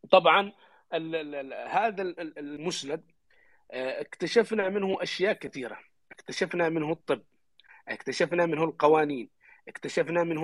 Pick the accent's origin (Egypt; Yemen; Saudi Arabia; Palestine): Yemen; عندنا في اليمن